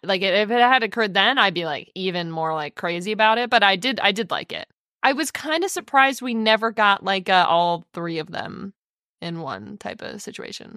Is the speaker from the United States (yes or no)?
yes; United States; as American culture